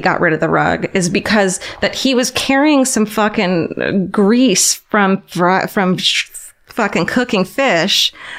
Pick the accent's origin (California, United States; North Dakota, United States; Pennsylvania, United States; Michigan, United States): California, United States; Orange County; I'm from Orange County, which is suburbia